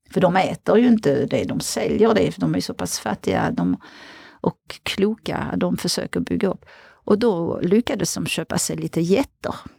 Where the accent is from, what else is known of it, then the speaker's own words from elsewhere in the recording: outside Paris, Île-de-France, France; Swedish is a second language; moved away as an adult; now in Sweden; jag är uppväxt utanför Paris